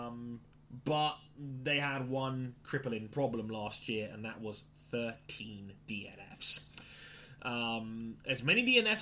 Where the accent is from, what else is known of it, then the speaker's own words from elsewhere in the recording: United Kingdom; in our third world peasantry known as the United Kingdom